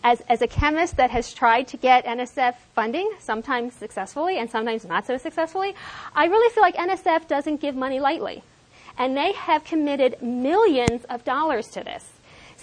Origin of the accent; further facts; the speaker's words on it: New Jersey, United States; having grown up in South Jersey myself